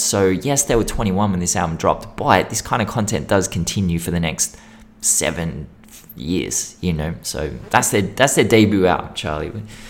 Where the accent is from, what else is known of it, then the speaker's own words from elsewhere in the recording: Western Sydney, New South Wales, Australia; And it reminded me way too much of growing up in Western Sydney. You know, these were the kinds of insults we'd throw at each other.